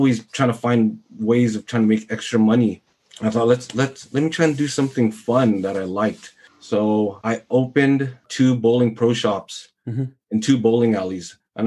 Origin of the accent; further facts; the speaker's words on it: San Francisco, California, United States; I'm from San Francisco, California